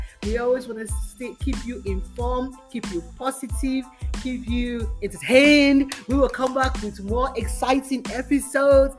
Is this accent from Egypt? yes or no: no; Nigeria; now in United States; I grew up in Nigeria